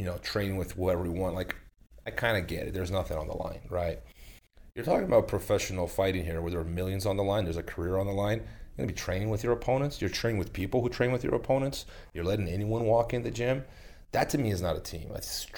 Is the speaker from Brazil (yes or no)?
yes; Brazil; moved away; my hometown in Brazil